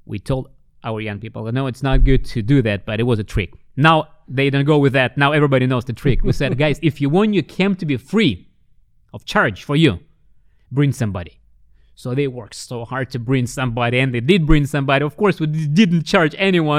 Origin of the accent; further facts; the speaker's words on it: Russia; when I was growing up in the Soviet Union, as a kid